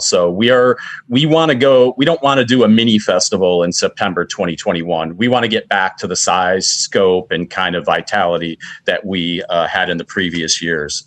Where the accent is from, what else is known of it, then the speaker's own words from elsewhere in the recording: Roseville, Michigan, United States; also born or lived in Fraser, Michigan; I grew up in Macomb County and Fraser and Roseville